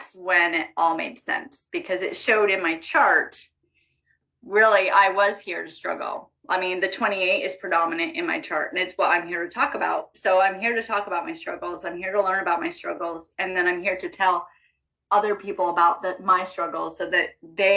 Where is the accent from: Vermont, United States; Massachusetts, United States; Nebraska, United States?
Vermont, United States; I grew up in Vermont.